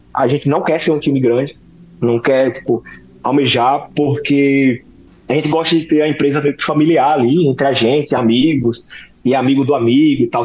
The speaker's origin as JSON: {"language": "Portuguese", "town": "Aracaju", "region": "Sergipe", "country": "Brazil", "said": "eu sou de Aracaju, Sergipe"}